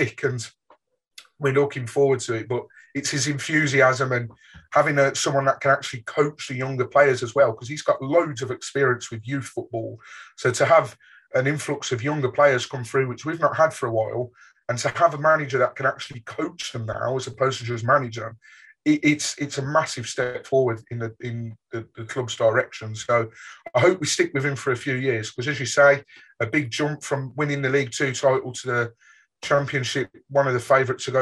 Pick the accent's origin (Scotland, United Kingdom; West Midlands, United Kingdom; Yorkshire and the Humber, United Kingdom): West Midlands, United Kingdom; Birmingham; I grew up in Birmingham and so did Troy.